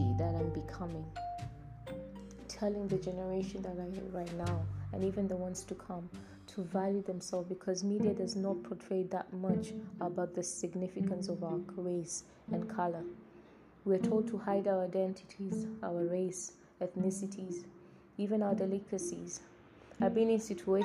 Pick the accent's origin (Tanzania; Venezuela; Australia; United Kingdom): Tanzania; I'm from Tanzania.